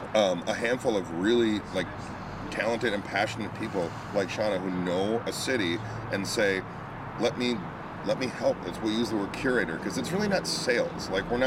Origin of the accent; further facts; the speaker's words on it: Midwest, United States; And again, I love Milwaukee. I'm a Midwesterner